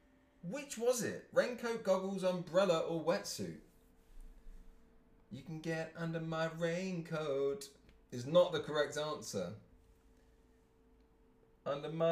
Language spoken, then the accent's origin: English; England, United Kingdom; I'm English